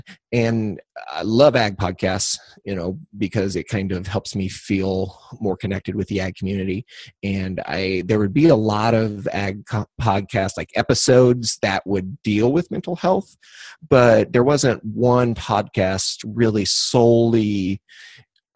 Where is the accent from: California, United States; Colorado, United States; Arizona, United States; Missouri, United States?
Missouri, United States; Cuba; also born or lived in St. Louis, Missouri; I was raised right here in Cuba, or outside of Cuba